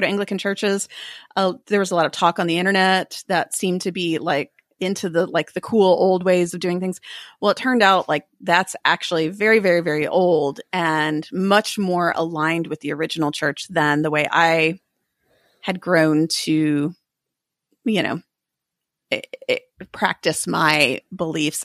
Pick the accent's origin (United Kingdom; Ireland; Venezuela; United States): United States; as a Protestant and as an American